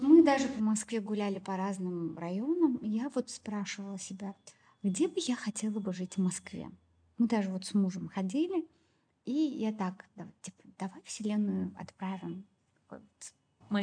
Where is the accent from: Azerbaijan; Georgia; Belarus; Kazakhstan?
Azerbaijan; Baku; moved away as an adult; also born or lived in Moscow; я в Баку а, под крылышком родителей